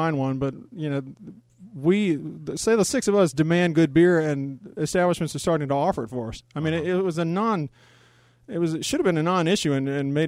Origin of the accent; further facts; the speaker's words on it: Norfolk, Virginia, United States; I'm from Norfolk, Virginia